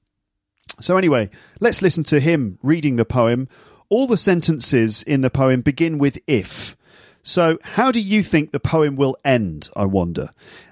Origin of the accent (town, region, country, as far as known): United Kingdom